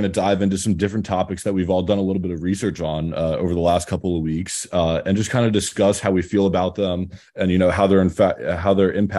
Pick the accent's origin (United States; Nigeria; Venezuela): United States; Harrisburg, Pennsylvania; I'm from Harrisburg, PA, which is not too far away